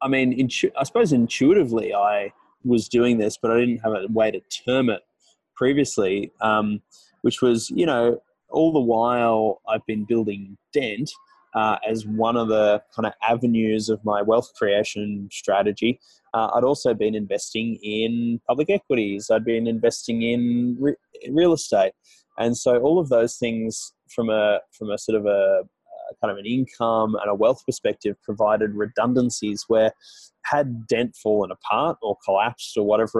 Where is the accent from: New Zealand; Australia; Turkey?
Australia; moved away as an adult; now in Toronto, Canada; as an Australian in Toronto